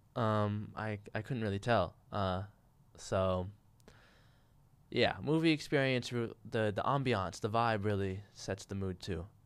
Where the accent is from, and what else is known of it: California, United States; born or raised there